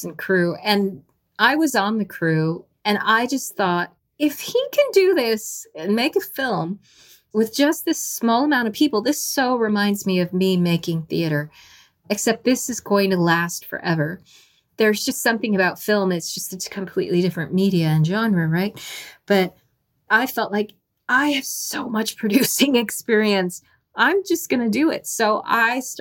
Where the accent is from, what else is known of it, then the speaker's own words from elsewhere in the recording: New Mexico, United States; moved away as an adult; now in Minnesota, United States; living in Minnesota from my life growing up in New Mexico